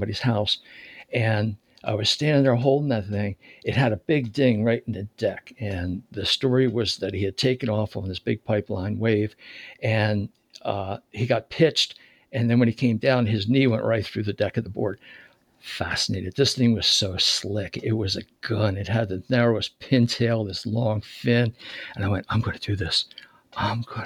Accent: Philadelphia, Pennsylvania, United States; also born or lived in Charlotte, North Carolina; now in Raleigh area, North Carolina, United States; I was born in Philadelphia

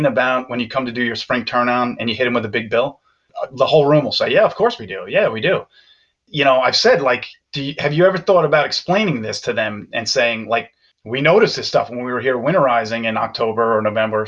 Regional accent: Long Island, New York, United States; I'm from Long Island

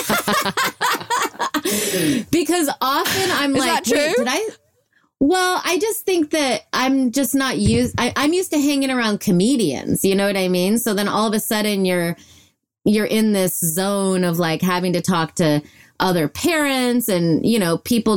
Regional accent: Illinois, United States; I was raised in Illinois.

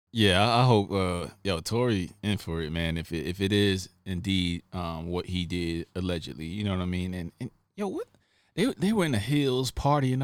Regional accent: New York, United States; I come from New York, we both not street dudes, but we grew up in some tough environments

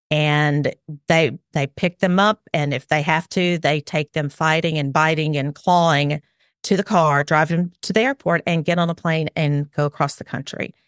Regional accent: Alabama, United States; accent: southern; also born or lived in South Carolina; I am way down South in Alabama. Um, I moved, we moved here from South Carolina about four years ago. We moved back to my, um, where I grew up

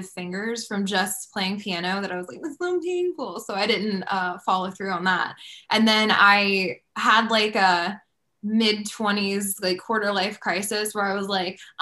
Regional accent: Georgia, United States; moved away as an adult; also born or lived in Nashville area, Tennessee; I am from Georgia originally and then lived in Tennessee for 7 or 8 years

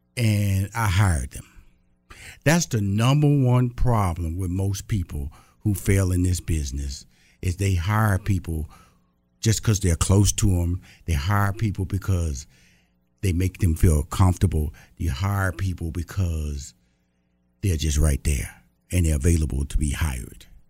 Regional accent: Texas, United States; also born or lived in Atlanta, Georgia; I'm from Texas

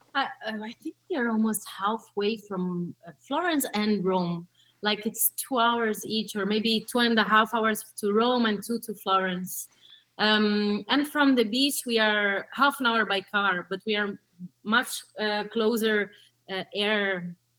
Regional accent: São Paulo, Brazil; also born or lived in Tuscany, Italy; now in Italy; I was born in Sao Paulo, Brazil, which you know it's hmm. pretty big. Mm-hmm um, chaotic. Uh, so I met life that simple and poverty, misery, all that stuff you probably know. Mm-hmm. Uh, and I, I lived there for 10 years.

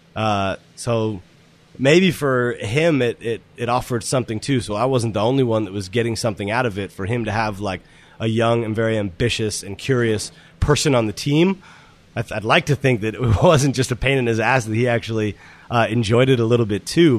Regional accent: Boston, Massachusetts, United States; moved away as an adult; also born or lived in Aspen; I grew up in Boston, went to college in Boston

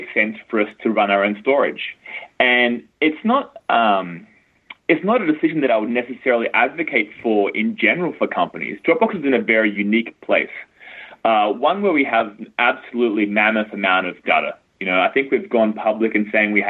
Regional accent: Australia; moved away as an adult; now in United States; I grew up in Australia

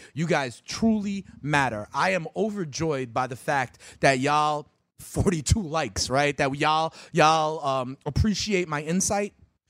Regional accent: New York City, New York, United States; I'm from the Bronx, baby.

